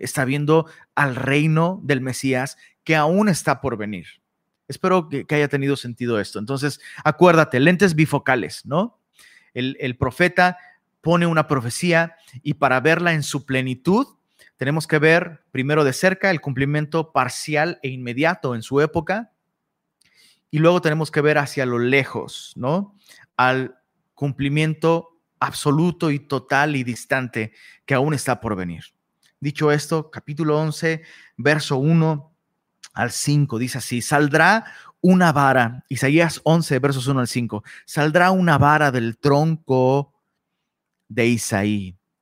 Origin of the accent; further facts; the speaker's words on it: Taxco, Guerrero, Mexico; now in Monterrey, Mexico; Tasco, de donde soy originario